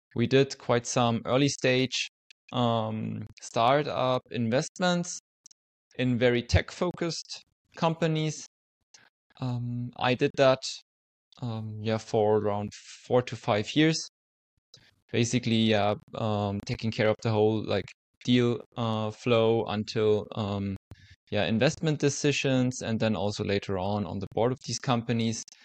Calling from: Zurich, Switzerland; also born or lived in St. Gallen; I'm calling in from Switzerland, currently living in Zurich

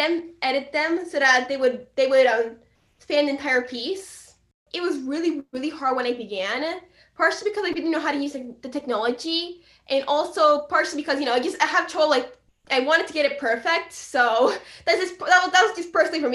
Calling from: Hockessin, Delaware, United States; I'm talking from Delaware.

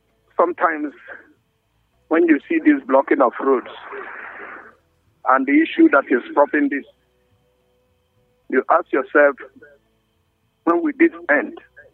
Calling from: Jos, Plateau, Nigeria; from Refuge here in Jos.

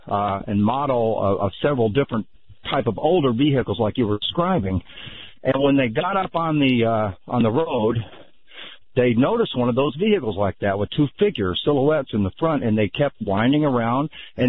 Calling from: Gulf Shores, Alabama, United States; I'm actually calling from the Gulf Coast here in Gulf Shores, Alabama.

